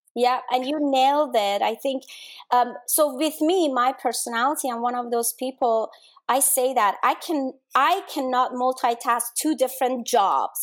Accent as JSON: {"language": "English", "country": "Denmark", "tie": "born or raised there", "moved": "yes", "said": "I grew up in Denmark"}